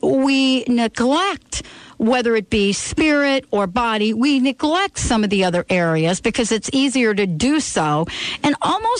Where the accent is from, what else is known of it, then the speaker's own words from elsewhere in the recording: New York, United States; I grew up in New York